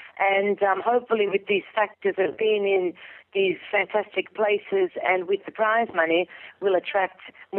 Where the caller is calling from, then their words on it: Italy; I'm calling from Italy.